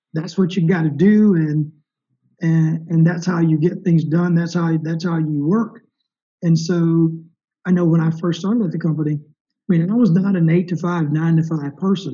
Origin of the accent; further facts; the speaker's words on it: the South, United States; my family and other black people growing up in the South